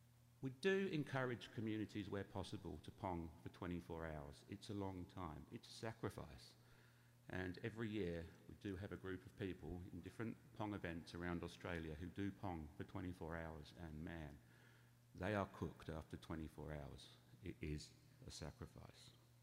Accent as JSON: {"language": "English", "region": "England", "country": "United Kingdom", "said": "And yes, obviously, as my accent betrays, I'm of English origin."}